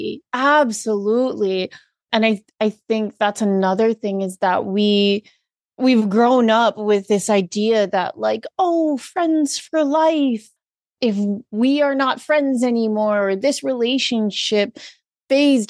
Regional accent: Hawaii, United States; being born and raised in Hawaii

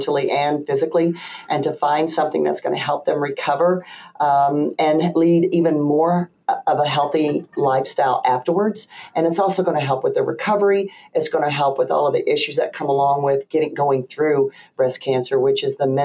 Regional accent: the South, United States; now in Michigan, United States; me being a Southerner

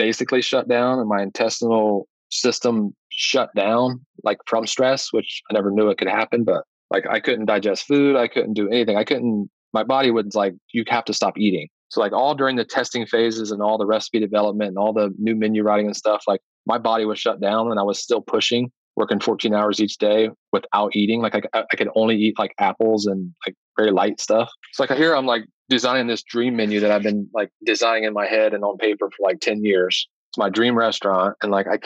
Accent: Granville, United States; this piece of real estate came open in my hometown. It's 5 minutes away from my house and my farm.

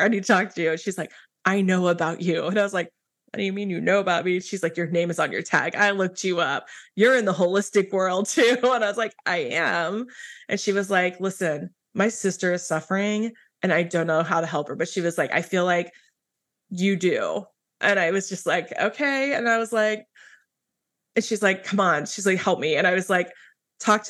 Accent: Midwest, United States; I grew up in the Midwest as a pastor's kid

